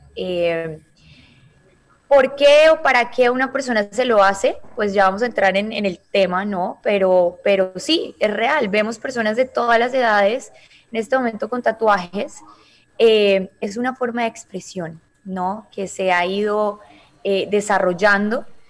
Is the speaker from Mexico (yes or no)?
no; Cali, Valle del Cauca, Colombia; now in Miami, United States; en Cali, de donde yo soy